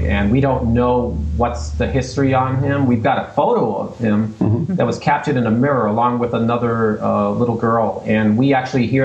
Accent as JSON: {"language": "English", "town": "Boston", "region": "Massachusetts", "country": "United States", "moved": "as an adult", "lives_now": "Gardner, United States", "said": "originally I'm from Boston"}